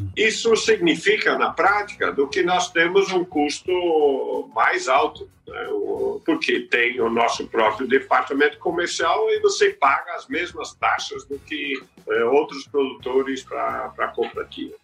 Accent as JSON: {"language": "Portuguese", "country": "Brazil", "said": "eu também sou brasileiro"}